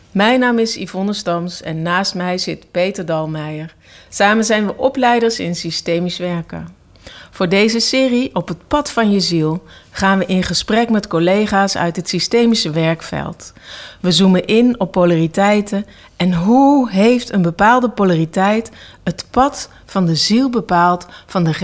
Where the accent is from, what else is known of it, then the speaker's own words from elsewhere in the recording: Oisterwijk, North Brabant, Netherlands; born there; Oosterwijk. Mijn geboortedorp.